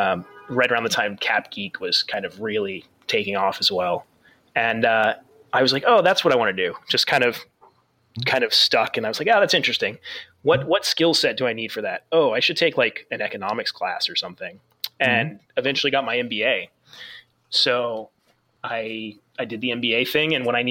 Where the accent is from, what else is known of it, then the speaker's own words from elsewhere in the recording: Phoenix, Arizona, United States; So I grew up in Phoenix, Arizona, which is not exactly, I mean, now it's more of a hockey town, but it certainly wasn't when I was a kid.